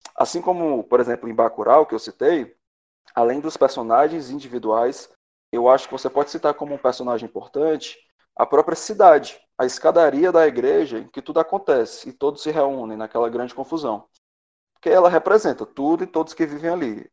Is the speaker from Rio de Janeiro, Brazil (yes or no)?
no; Ceará, Brazil; eu, como bom cearense